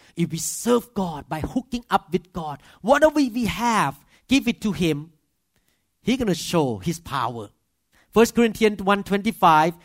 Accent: Thailand; accent: Thai; English is a second language; moved away as an adult; now in United States; as a Thai man with accent

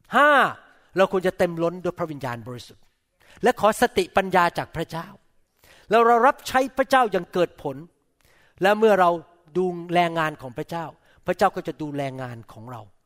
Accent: Thailand; now in United States; ผมเป็นคนไทย

